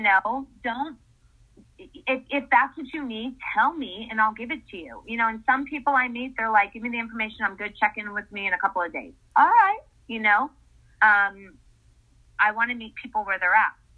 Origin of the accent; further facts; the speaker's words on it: Essex, Connecticut, United States; moved away as an adult; now in Los Angeles, United States; I grew up in Essex, Connecticut